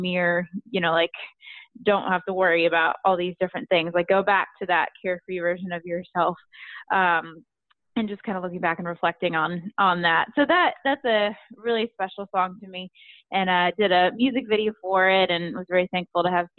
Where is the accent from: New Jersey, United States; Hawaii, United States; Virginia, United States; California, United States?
Virginia, United States; moved away as an adult; now in Nashville, United States; I'm from Virginia